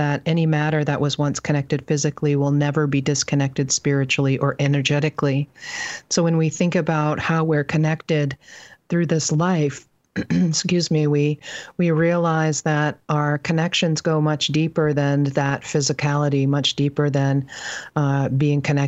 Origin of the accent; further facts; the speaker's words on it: Penobscot Indian Island, central Maine, United States; I grew up on Bunawabskek Tribal Territory in central Maine